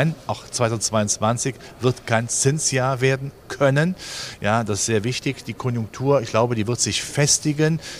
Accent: Germany; wir sind ja Deutsche, wir haben ja schon das Stabilitätsgehen mit der Muttermilch aufgenommen.

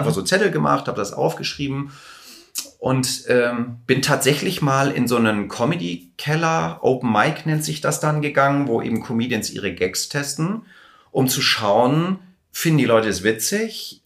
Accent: Hamburg, Germany; ich komme aus Hamburg

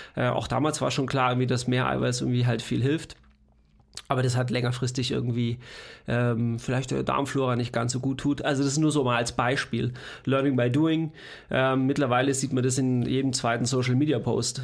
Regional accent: Leonberg, Baden-Württemberg, Germany; moved away; wo ich herkomme aus, aus äh, Leonberg, Stuttgart

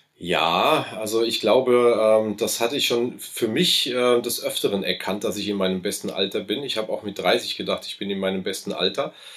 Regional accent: Aschaffenburg, Bavaria, Germany; accent: between Hessian and Lower Franconian; Also ich fühle mich schon als Aschaffenburger, dementsprechend natürlich als Unterfranke, ähm, auch wenn wir den Slang so dazwischen haben, also zwischen Hessen

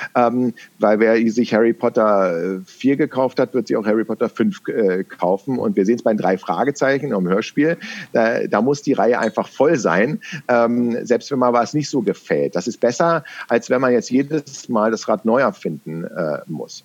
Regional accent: Berlin, Germany; accent: West Berlin; meine Herkunft, dass ich im Westen Berlins, weil es gibt einen Unterschied zwischen Westberlinerisch und Ostberlinerisch

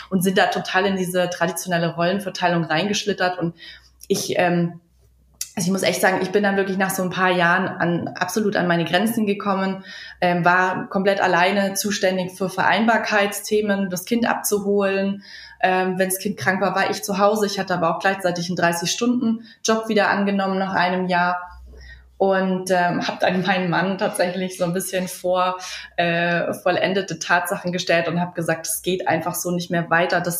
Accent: Munich, Bavaria, Germany; wir kommen ursprünglich aus München. Äh, mittlerweile sind wir hier in im tiefsten Niederbayern located quasi.

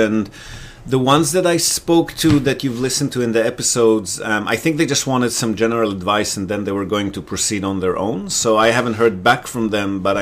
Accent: Israel; moved away as an adult; also born or lived in Australia; now in Japan; Israel, but I lived in Australia, so I'm also dual citizen, Israeli-Australian. I lived in Australia for about 10 years when I left Israel

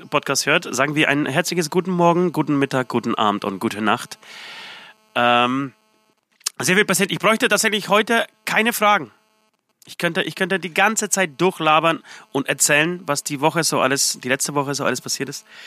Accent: Poland; Äh, aus Polen. Äh, erwähne ich jetzt nicht jedes Mal.

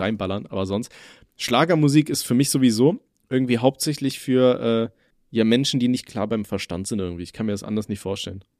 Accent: Germany; als Deutscher

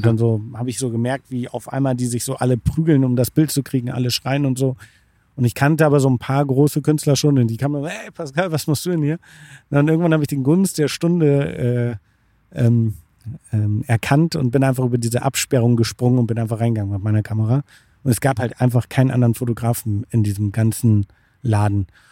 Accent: Bremervörde, Lower Saxony, Germany; Ich komme aus dem beschaulichen Bremerförde. Das liegt zwischen Hamburg und Bremen

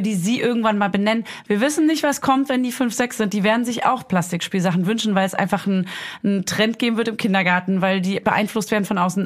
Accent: East Germany, Germany; als Ossi

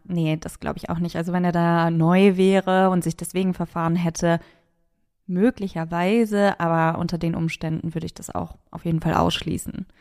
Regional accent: Münster, North Rhine-Westphalia, Germany; bei uns in Münster in der Altstadt

